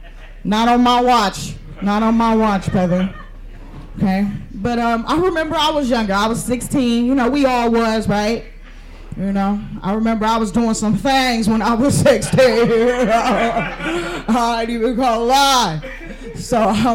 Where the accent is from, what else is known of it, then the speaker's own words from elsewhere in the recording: San Francisco, California, United States; I'm from San Francisco.